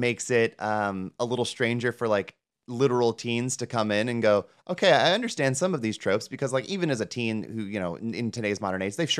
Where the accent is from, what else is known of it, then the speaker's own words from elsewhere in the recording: Midwest, United States; honey, that's just because we're from the Midwest.